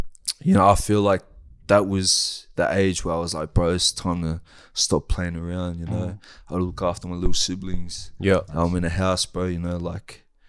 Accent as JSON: {"language": "English", "town": "Sydney", "region": "New South Wales", "country": "Australia", "tie": "born or raised there", "also_born_or_lived": "Wellington, New Zealand", "said": "I moved over here when I was like, bro, I don't even think I was one"}